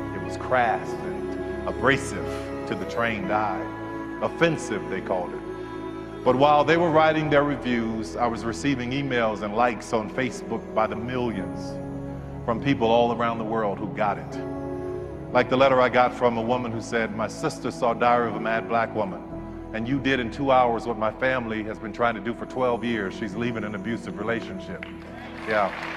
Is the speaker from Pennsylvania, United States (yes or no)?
no; New Orleans, Louisiana, United States; I grew up in New Orleans